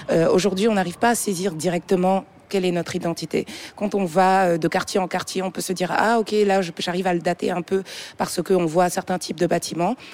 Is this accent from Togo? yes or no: yes; Togo; also born or lived in Senegal / Montreal; J'ai grandi au Togo et je suis arrivée au Sénégal en 2017, d'où je suis originaire.